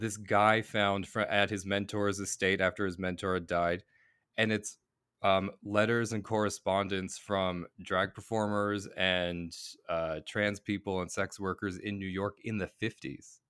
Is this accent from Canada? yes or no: yes; Cape Breton Island, Nova Scotia, Canada; moved away as an adult; also born or lived in Boston, Massachusetts, United States / Halifax, Nova Scotia; now in Vancouver, Canada; I grew up in Boston and then, uh, like, on Cape Breton Island